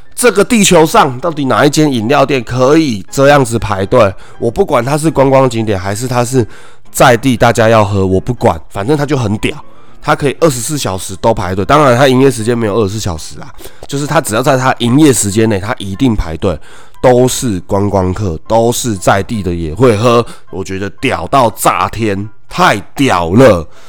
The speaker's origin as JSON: {"language": "Chinese", "region": "Taoyuan", "country": "Taiwan", "said": "我是桃园人"}